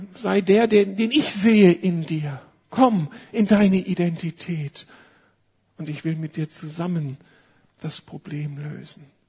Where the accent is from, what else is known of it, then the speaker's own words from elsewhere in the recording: Berlin, Germany; Wir als Berliner